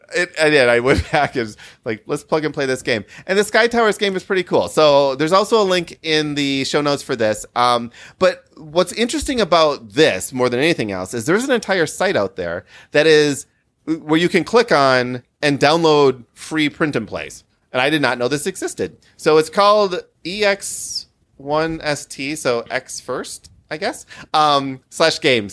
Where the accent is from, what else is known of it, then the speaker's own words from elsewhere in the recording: Midwest, United States; I'm a Midwesterner